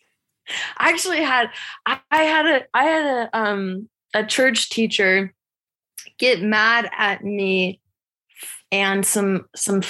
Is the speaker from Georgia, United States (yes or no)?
yes; Georgia, United States; accent: Southern; I'm a Southern girl. I'm from Georgia.